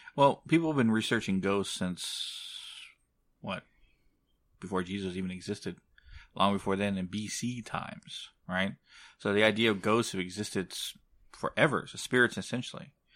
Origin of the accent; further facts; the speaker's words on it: San Antonio, Texas, United States; my hometown of San Antonio